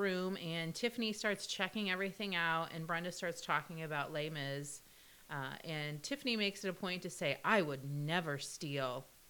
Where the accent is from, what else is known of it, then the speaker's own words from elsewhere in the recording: Midwest, United States; I'm from the Midwest, and I'm also a mom